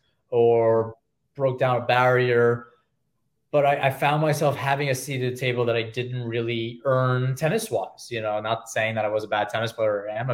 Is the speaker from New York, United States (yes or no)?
yes; New York, United States; I'm a New Yorker